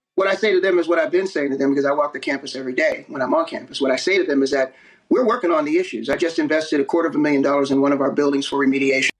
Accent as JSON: {"language": "English", "region": "East Coast", "country": "United States", "moved": "yes", "said": "I'm from the East Coast"}